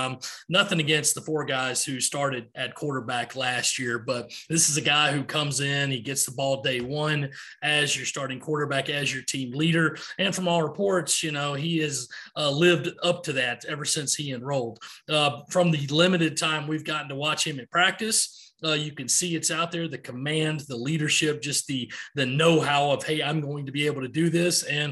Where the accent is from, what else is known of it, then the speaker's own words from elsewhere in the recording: Rock Hill, South Carolina, United States; from Rock Hill, South Carolina.